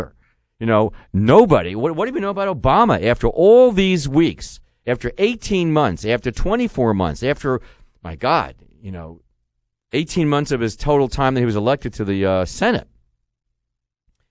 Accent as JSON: {"language": "English", "region": "Missouri", "country": "United States", "said": "I'm from the Show Me State"}